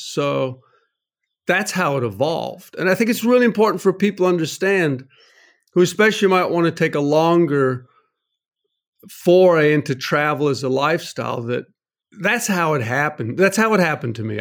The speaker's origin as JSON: {"language": "English", "region": "North Carolina", "country": "United States", "tie": "born or raised there", "said": "I grew up in North Carolina, went to N C State University"}